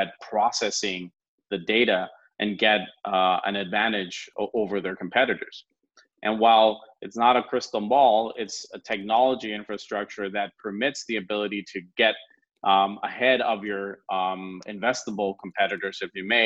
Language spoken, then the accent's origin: English; California, United States; moved away as an adult; also born or lived in France; now in Spain; I'm originally from California, but I have a Latin background, and I studied most of my life in the U.S. until I moved to France